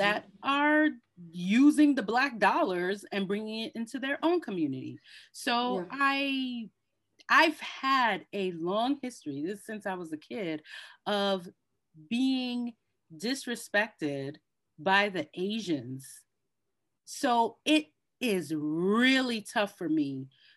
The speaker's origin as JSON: {"language": "English", "town": "New York City", "region": "New York", "country": "United States", "tie": "born or raised there", "said": "I grew up in the Bronx, and I grew up amongst Hispanics and Cambodians"}